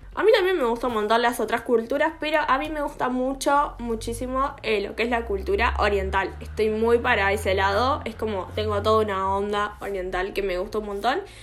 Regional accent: Argentina; no me considero casi argentina en lo que son mis gustos personales

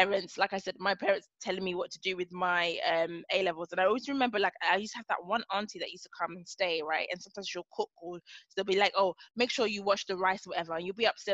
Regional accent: England, United Kingdom; We're English

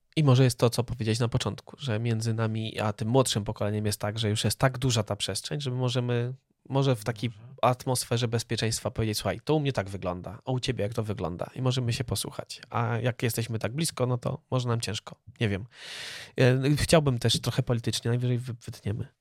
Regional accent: Poland; my wyrośliśmy w polskiej kulturze

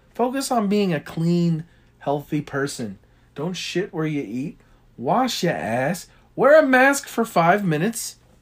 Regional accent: United States; I'm an American

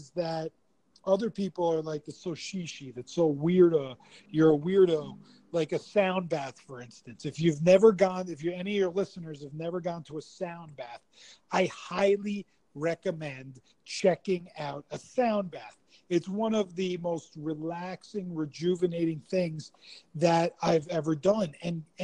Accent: East Coast, United States; I'm from the East Coast, so like I was brought up a certain way

